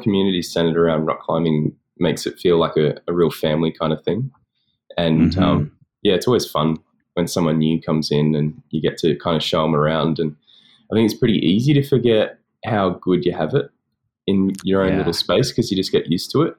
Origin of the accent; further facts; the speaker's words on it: Australia; I'm a climber from Australia